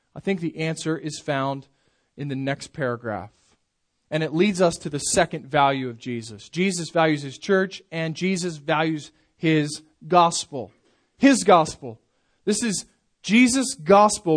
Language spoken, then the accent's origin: English; United States; American Christians